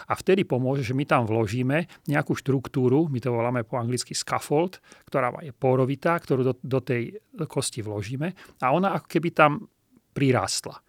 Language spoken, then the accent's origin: Slovak; Trenčín, Trenčín Region, Slovakia; also born or lived in Bratislava / Germany; v Trenčíne, čo je mimochodom moje rodné mesto